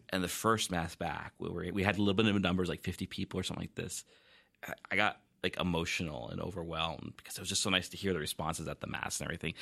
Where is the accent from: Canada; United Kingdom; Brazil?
Canada; Vancouver, British Columbia; now in Victoria, Canada; I grew up, uh, actually near Vancouver